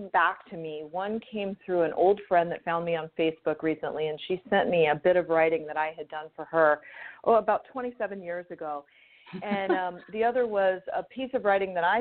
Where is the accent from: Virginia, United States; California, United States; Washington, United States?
California, United States; Southern; also born or lived in East Coast / the South / Italy; now in Hawaii, United States; I grew up in Southern California and lived all over the place.